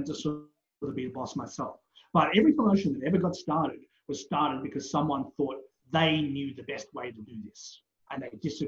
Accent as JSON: {"language": "English", "country": "Australia", "said": "As an Australian wrestling legend"}